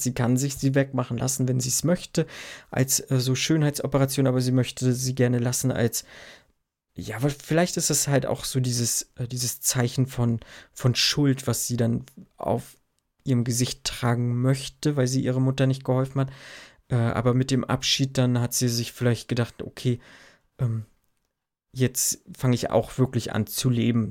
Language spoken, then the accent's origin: German; Germany; Bei uns in Deutschland